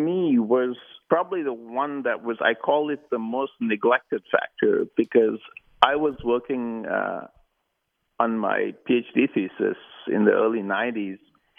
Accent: Sri Lanka; moved away as an adult; But I really, you know, growing up in Sri Lanka, it was traditional for people to go to school or university in the UK.

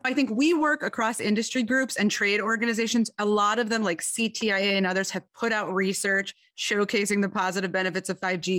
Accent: Detroit, Michigan, United States; I am from Detroit, Michigan

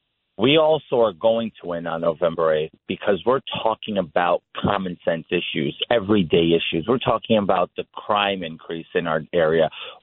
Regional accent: New York City, New York, United States; born and raised in Jackson Heights, Queens, to Brazilian immigrant parents.

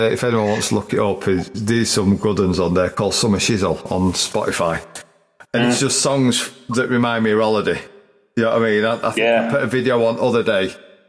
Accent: Yorkshire and the Humber, United Kingdom; accent: broad; also born or lived in Chesterfield; I'm Yorkshire now.

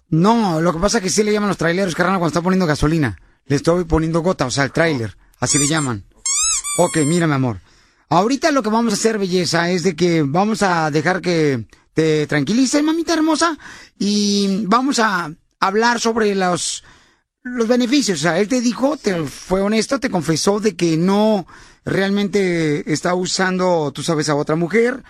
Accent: Mexico; now in United States; cuando yo salí de México para poder cruzar la frontera

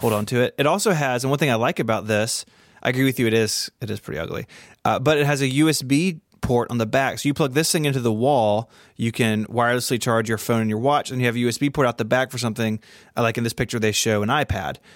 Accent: Memphis, Tennessee, United States; here in my hometown of Memphis

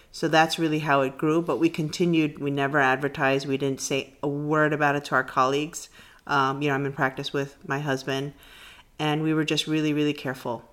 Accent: New York City, New York, United States; I grew up in the Bronx

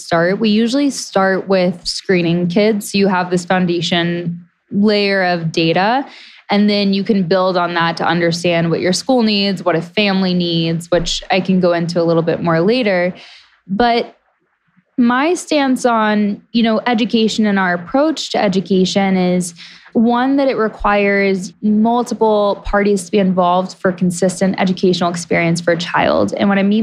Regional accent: Tennessee, United States; now in Montana, United States; my hometown in Tennessee

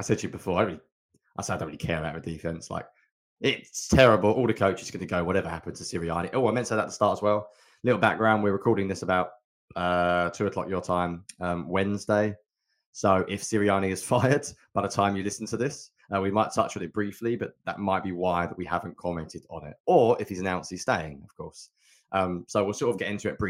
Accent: England, United Kingdom; I'm English

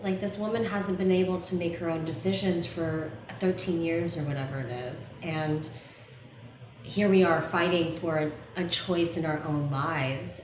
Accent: the South, United States; I grew up mixed race in the South

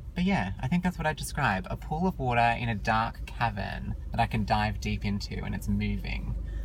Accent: Sydney, New South Wales, Australia; I am an ENFP from Australia. Actually, Sydney, Australia, I should clarify.

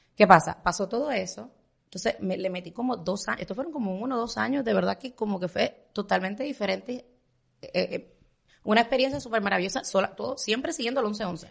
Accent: Puerto Rico; moved away as an adult; now in Miami, United States; soy puertorriqueña

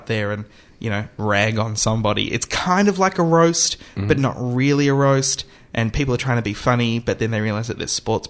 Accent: Australia; as an Australian

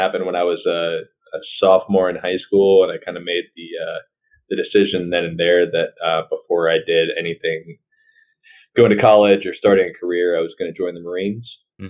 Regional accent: Wisconsin, United States; moved away as an adult; now in Louisiana, United States; which is how I wound up here in Louisiana. I'm from Wisconsin originally.

